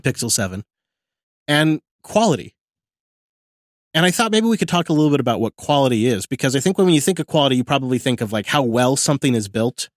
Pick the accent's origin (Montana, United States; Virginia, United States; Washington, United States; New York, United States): Washington, United States; Mount Vernon; my hometown of Mount Vernon